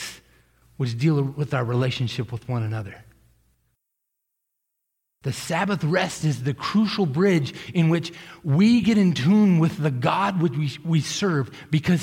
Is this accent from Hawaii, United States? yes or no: no; Millis, Massachusetts, United States; I grew up in Millis, Massachusetts